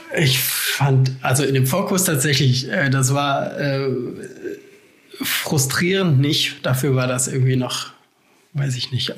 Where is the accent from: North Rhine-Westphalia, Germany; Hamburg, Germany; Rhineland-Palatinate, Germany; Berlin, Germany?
North Rhine-Westphalia, Germany; Essen; moved away as an adult; also born or lived in Aachen; ich komme ursprünglich aus Essen